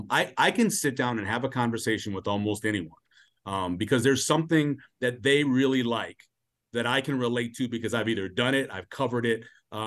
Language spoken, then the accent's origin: English; New Orleans, Louisiana, United States; growing up where I grew up in New Orleans and traveling a lot when I was a kid